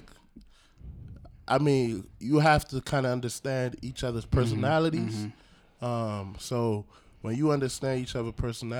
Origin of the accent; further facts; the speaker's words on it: Nigeria; moved away; I am from Great Nigeria